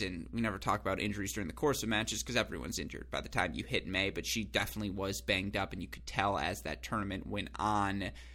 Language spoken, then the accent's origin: English; West Bloomfield, Michigan, United States; from my hometown, Go Sports Club West Bloomfield